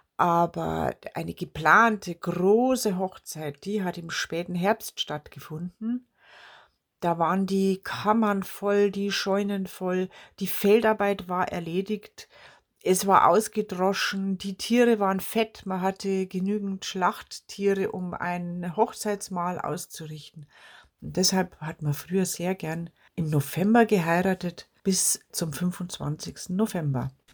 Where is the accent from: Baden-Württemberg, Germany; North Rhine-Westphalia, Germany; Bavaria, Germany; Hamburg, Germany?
Bavaria, Germany; als Bayerin und als bayerische Volkskundlerin